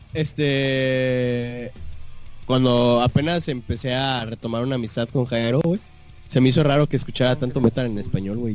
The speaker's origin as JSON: {"language": "Spanish", "country": "Mexico", "said": "soy mexicano"}